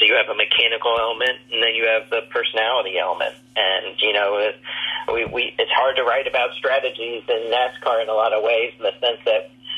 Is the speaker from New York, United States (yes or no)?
no; Indianapolis, Indiana, United States; moved away as an adult; also born or lived in Daytona Beach, Florida; I grew up in Indianapolis